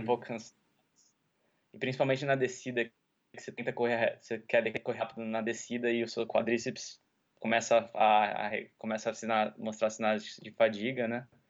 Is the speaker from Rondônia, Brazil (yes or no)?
no; Piracicaba, São Paulo, Brazil; moved away as an adult; also born or lived in California / Florianópolis; now in United States; eu Sou natural de Piracicaba, nasci nos Estados Unidos, mas eu morei minha vida inteira em Piracicaba, interior de São Paulo.